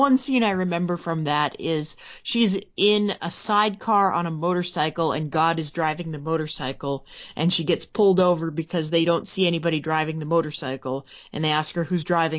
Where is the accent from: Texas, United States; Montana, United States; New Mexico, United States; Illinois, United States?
Montana, United States; I was from Montana.